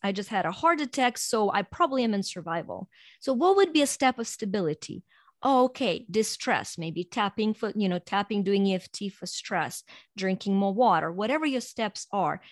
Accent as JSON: {"language": "English", "country": "Ukraine", "tie": "born or raised there", "moved": "as an adult", "lives_now": "United States", "said": "I was born in Ukraine and grew up there and then immigrated to U S over twenty-five years ago"}